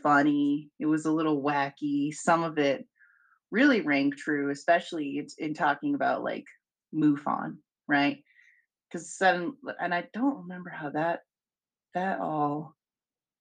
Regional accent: Albuquerque, New Mexico, United States; I'm from Albuquerque, New Mexico

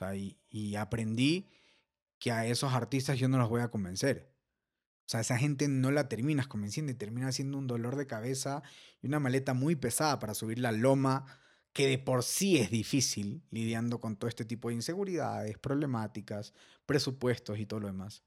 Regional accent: Ecuador; somos ecuatorianos

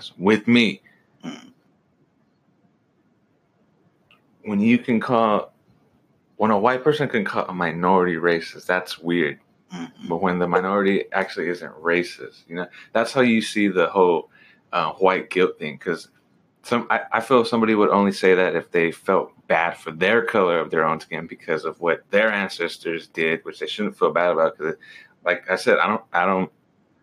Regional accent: United States; I'm a real American

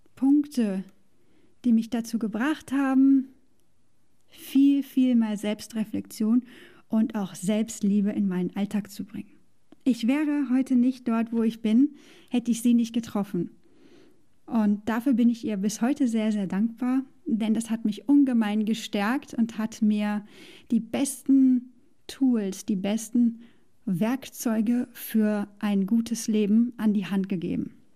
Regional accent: Germany; moved away as an adult; hatte ich all das, was ich aufgegeben habe in Deutschland, was ich mochte. Ich mochte meinen Job. Ich hatte ein tolles Verhältnis zu Freunden, Arbeitskollegen und Familie. Ich mochte den Ort, wo ich aufgewachsen bin

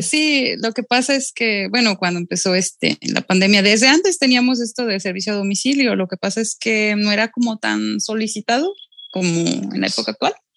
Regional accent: Xalapa, Veracruz, Mexico; Yo soy de aquí de Jalapa

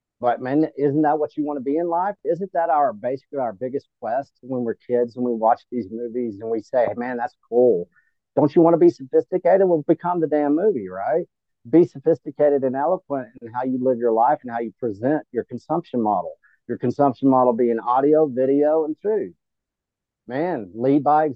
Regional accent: Texas, United States; we're fifth or sixth generational Texan

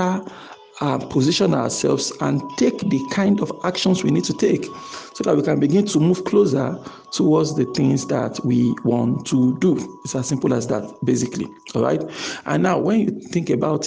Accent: Nigeria; our nation, Nigeria in this context, because I'm a Nigerian

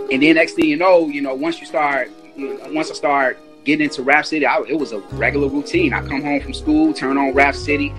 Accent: Chicago, Illinois, United States; we moved from Harper to our first house on Dante. Shouts out to Avalon Park, 83rd and Dante.

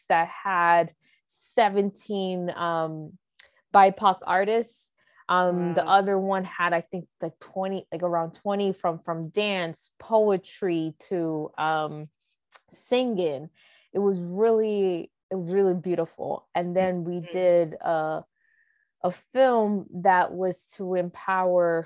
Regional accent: United States; My story as a American born, background as a Dominican

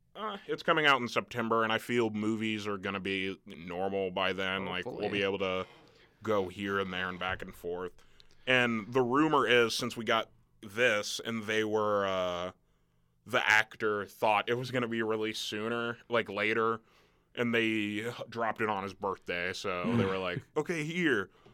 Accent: Nebraska, United States; I'm a guy from the Midwest

